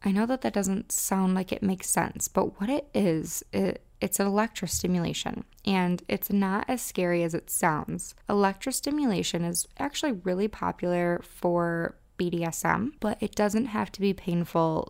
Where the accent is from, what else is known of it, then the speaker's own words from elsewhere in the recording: Midwest, United States; accent: Midwestern; my Midwestern accent